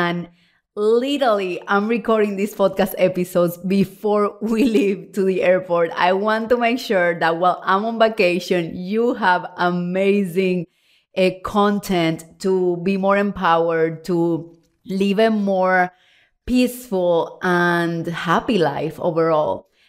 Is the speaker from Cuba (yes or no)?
yes; Cuba; now in Puerto Rico; I'm originally from Cuba, if you don't know me well, of course. And then from Cuba, we moved to Mexico City and then Puerto Rico. And we lived there for 12 years.